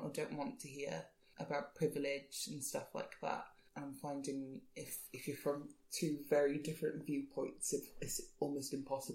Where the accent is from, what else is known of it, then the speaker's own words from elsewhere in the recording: Cardiff, Wales, United Kingdom; accent: Welsh; also born or lived in London; now in Cardiff, United Kingdom; From Cardiff, Canton girl